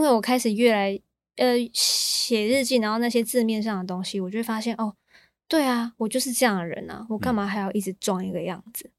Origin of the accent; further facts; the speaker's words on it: Taichung, Taiwan; also born or lived in Kaohsiung; 我在高雄出生，可是嗯。我一出生我就被带到台中了